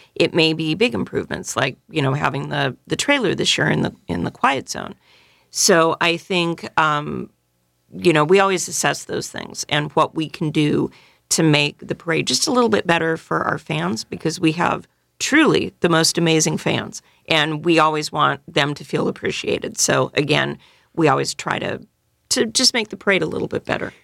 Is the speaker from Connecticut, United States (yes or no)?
no; Northern California, United States; also born or lived in San Diego; now in New Orleans, United States; I'm originally from Northern California